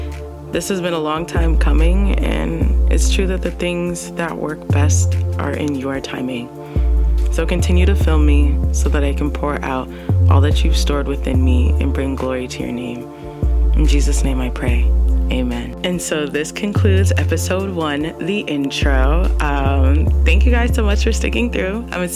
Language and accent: English; Canada; Now, I'm 100% Ghanaian, okay, ethnic roots. I'm Canadian, maple syrup, but I'm also American as well.